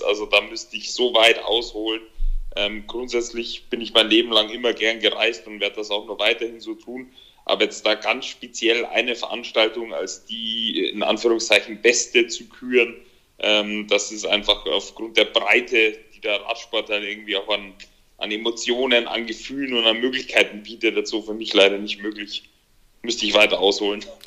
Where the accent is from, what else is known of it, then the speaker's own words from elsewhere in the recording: Germany; hier bei uns in Deutschland, in Europa